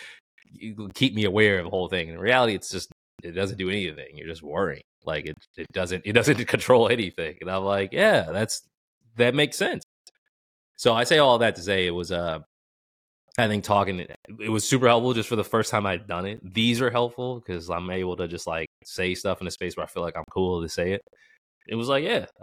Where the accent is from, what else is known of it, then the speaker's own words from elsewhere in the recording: Boston, Massachusetts, United States; growing up in Boston